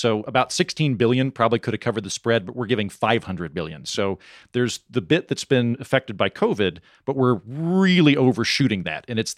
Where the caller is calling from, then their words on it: Oklahoma, United States; I'm recording from Oklahoma, where for several years, counties in Oklahoma have four-day work weeks for teachers